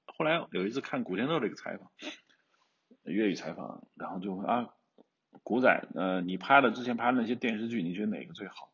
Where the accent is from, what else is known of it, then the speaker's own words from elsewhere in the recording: Hubei, China; accent: Hubei dialect; 我们湖北方言